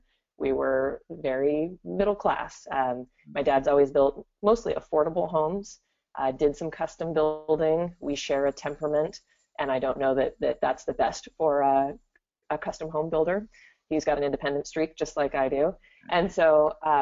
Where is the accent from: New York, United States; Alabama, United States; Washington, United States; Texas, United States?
Washington, United States; Gig Harbor; also born or lived in Tacoma, Washington; I am originally from Gig Harbor, Washington, which is just across two bridges from Tacoma. So I'm local